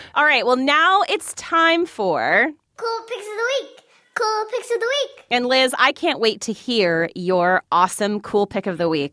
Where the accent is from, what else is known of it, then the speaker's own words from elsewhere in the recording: New Jersey, United States; moved away as an adult; also born or lived in Mississippi; I'm from New Jersey